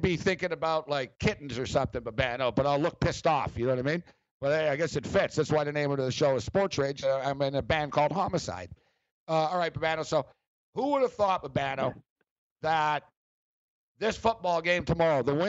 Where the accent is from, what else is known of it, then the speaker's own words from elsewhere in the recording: Montreal, Quebec, Canada; We're both from Montreal. And me and Captain Kirk went to the same high school.